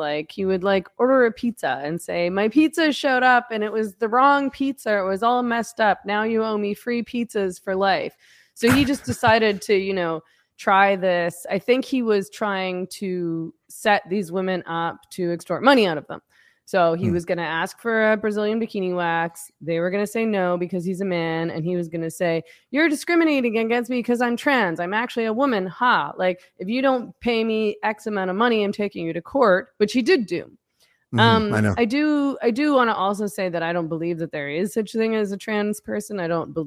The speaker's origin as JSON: {"language": "English", "town": "Vancouver", "region": "British Columbia", "country": "Canada", "said": "I'm from Vancouver."}